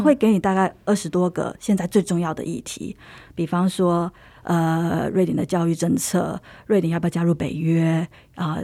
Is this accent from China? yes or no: no; Taiwan; moved away as an adult; now in Sweden; 我就是很典型的从台湾长大的孩子